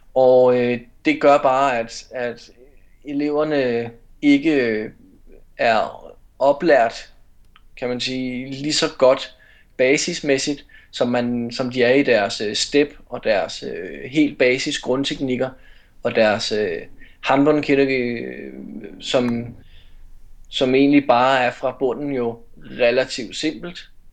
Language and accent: Danish; North Zealand, Capital Region of Denmark, Denmark; also born or lived in Herlev / Aarhus / Esbjerg; now in Copenhagen, Denmark; jeg er fra Nordsjælland, så flyttede jeg tilbage til København